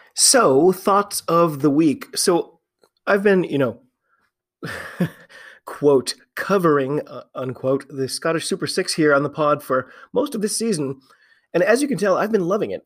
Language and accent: English; United States; I'm an American rugby fan